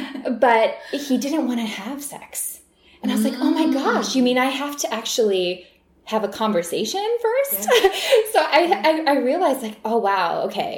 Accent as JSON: {"language": "English", "region": "Midwest", "country": "United States", "tie": "born or raised there", "moved": "as an adult", "lives_now": "Los Angeles, United States", "said": "both of us growing up in the Midwest"}